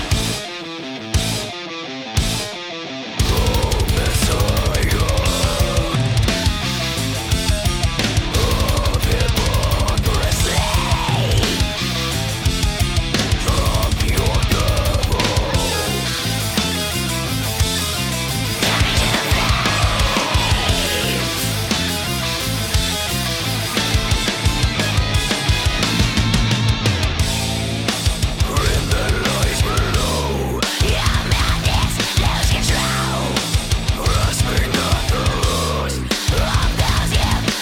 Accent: Wisconsin, United States; now in North Carolina, United States; I'm originally from Wisconsin

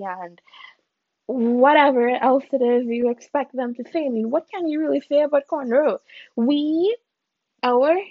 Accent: Trinidad & Tobago; I am Trinidadian. That is my ethnicity.

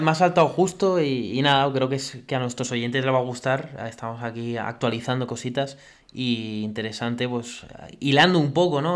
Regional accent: Spain; a nosotros como españoles

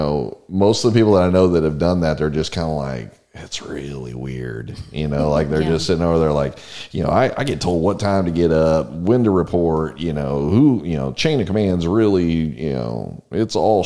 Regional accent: San Antonio, Texas, United States; now in Bryan, United States; I grew up in San Antonio

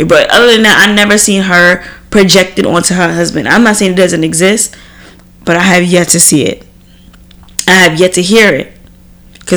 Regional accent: New York, United States; growing up in New York

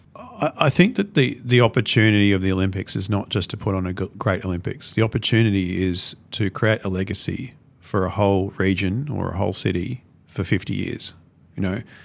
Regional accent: Brisbane, Queensland, Australia; I'm a Brisbane boy

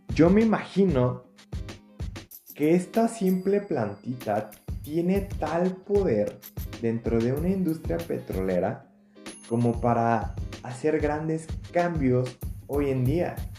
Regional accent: Mexico; como mexicanos

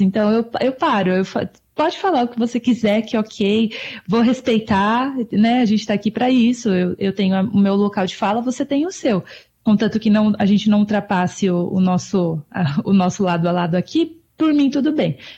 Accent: Brazil; moved away; eu nasci no Brasil, né? Eu sou brasileira

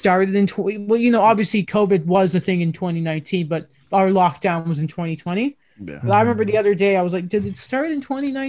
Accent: Canada; This is one of those times of the year where I'm like, no, I'm not British, I'm Canadian.

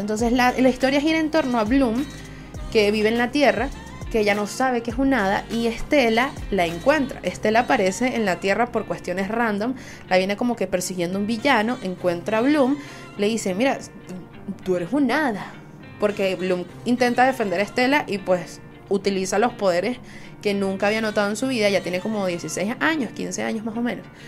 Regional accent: Venezuela; Soy una jeva de Venezuela

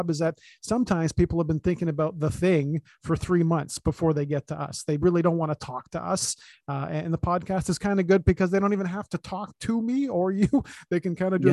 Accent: Toronto, Ontario, Canada; born or raised there

